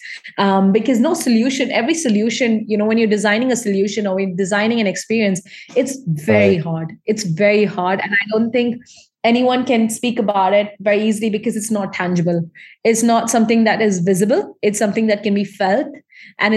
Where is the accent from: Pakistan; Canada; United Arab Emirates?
United Arab Emirates; Dubai; I'm from Indian ancestor background. And while I still have been born and raised in this region